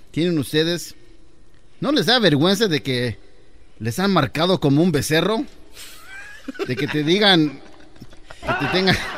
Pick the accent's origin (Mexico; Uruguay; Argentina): Mexico; Tanto que me ha preocupado de conver... conversaros a ustedes que soy mexicano